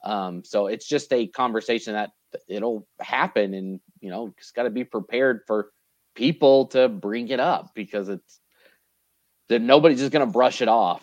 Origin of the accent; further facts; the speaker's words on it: Idaho Falls, Idaho, United States; I'm from Idaho Falls. I get to go to Boise on a Thursday morning and miss 2 days of school to go to a tournament